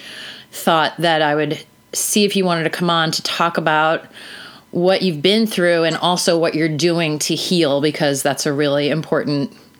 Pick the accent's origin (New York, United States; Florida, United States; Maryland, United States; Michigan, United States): New York, United States; I'm from New York